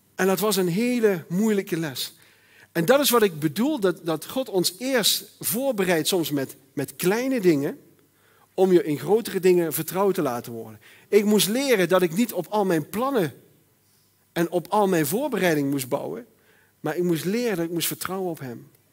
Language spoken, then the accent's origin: Dutch; Netherlands; ik ben Nederlander.